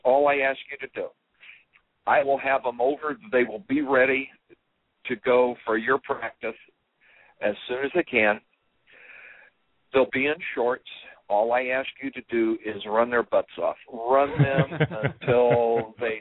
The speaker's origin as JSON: {"language": "English", "town": "Terre Haute", "region": "Indiana", "country": "United States", "tie": "born or raised there", "said": "growing up in Terre Haute, Indiana"}